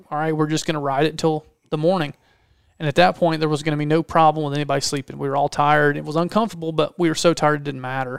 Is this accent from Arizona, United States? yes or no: no; Georgia, United States; Because we're both from Georgia.